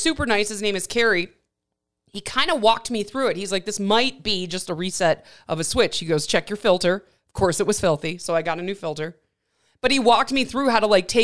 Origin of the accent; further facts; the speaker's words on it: Midwest, United States; also born or lived in Milwaukee, Wisconsin / Michigan; I was born and raised in the Midwest